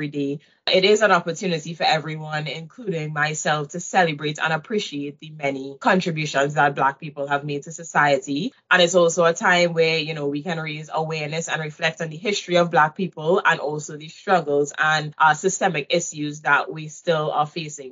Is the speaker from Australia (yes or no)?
no; Trinidad & Tobago; moved away as an adult; also born or lived in Waterloo, Canada; now in Canada; I moved from Trinidad to Canada to attend U Waterloo